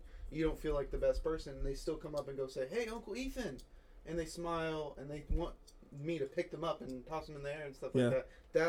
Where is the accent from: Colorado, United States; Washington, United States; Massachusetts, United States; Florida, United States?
Florida, United States; I was from Florida, so probably yeah, hurricanes.